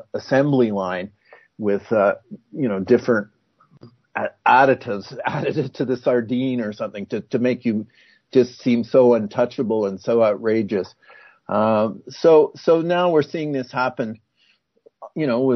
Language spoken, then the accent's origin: English; Canada; I'm a Canadian